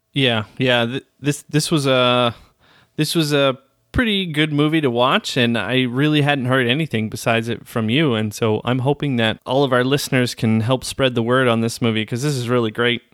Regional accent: Arizona, United States; moved away; also born or lived in Flagstaff; most of my life, or at least my younger years, I grew up in Arizona

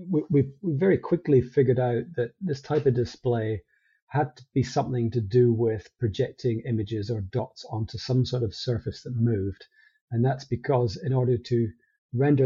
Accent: Elgin, Scotland, United Kingdom; moved away as an adult; also born or lived in Paisley, Scotland; now in Adelaide, Australia; I grew up here, spent my first part of my life in the north of Scotland in Elgin

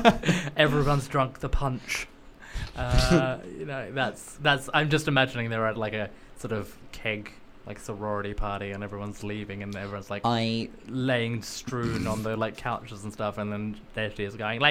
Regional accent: Australia; now in United Kingdom; I'm Australian, but I also live in the UK.

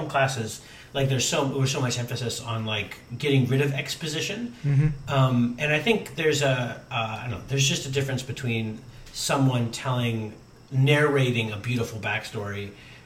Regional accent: Pittsburgh, Pennsylvania, United States; now in Wisconsin, United States; I grew up in Pittsburgh

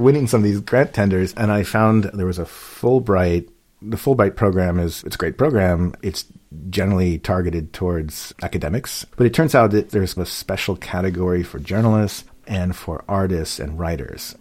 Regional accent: Washington, District of Columbia, United States; moved away as an adult; also born or lived in Iowa / Minneapolis; I was born in Washington, D.C., grew up in the suburbs of D.C.

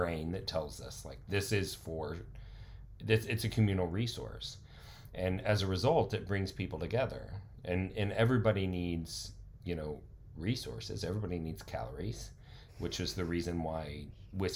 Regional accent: Carrollton, Texas, United States; also born or lived in The Colony, Texas; I grew up in Carrollton in the colony

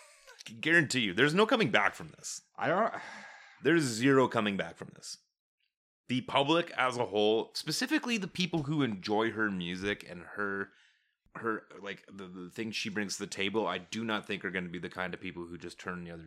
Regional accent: Canada; We're Canadian.

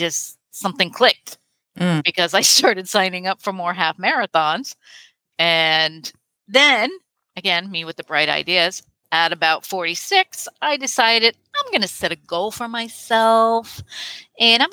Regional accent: Connecticut, United States; moved away as an adult; now in Huntsville, United States; I'm originally from Connecticut. That's where I grew up. And now I live in Huntsville, Alabama

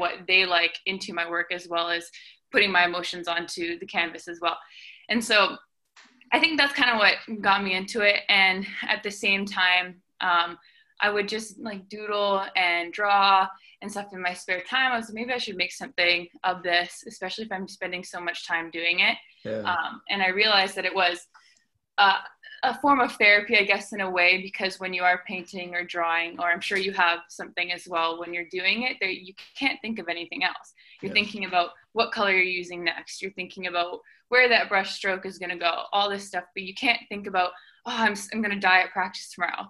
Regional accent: Langley, British Columbia, Canada; moved away as an adult; also born or lived in Vancouver, British Columbia; I came from Vancouver, BC, or Langley, BC

